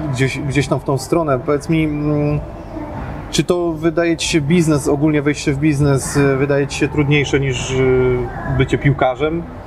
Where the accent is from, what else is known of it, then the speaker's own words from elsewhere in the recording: near Pabianice, Łódź Voivodeship, Poland; ja też pochodzę tutaj z niedaleka